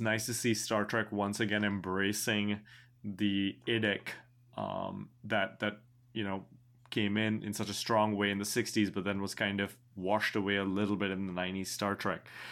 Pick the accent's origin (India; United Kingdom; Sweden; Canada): India; I am an Indian person, born in India